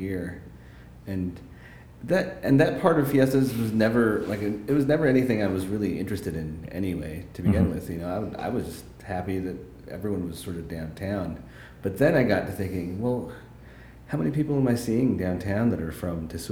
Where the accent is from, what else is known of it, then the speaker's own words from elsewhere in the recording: Santa Fe, New Mexico, United States; I grew up in Santa Fe